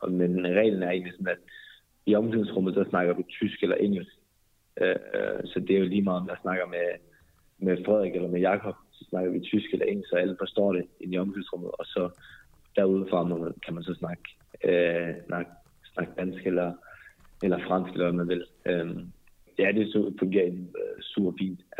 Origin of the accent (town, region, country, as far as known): North Jutland, North Denmark Region, Denmark; born or raised there; moved away as an adult; now in Berlin, Germany